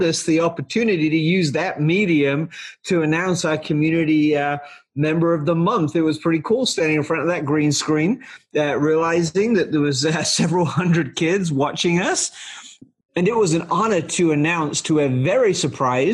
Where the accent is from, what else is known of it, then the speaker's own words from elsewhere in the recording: England, United Kingdom; now in United States; when I was in elementary school in England